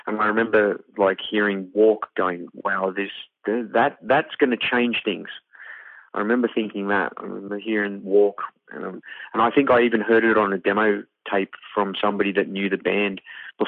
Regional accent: Wales, United Kingdom; they moved back to Wales to have me because of apartheid

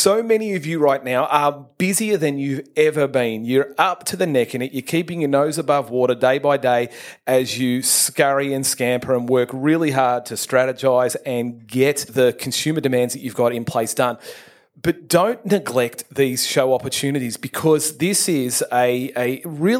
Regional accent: Melbourne, Victoria, Australia; I grew up in Melbourne

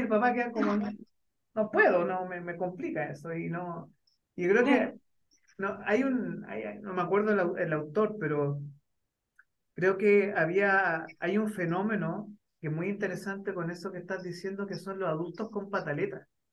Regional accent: Chile; siendo chileno

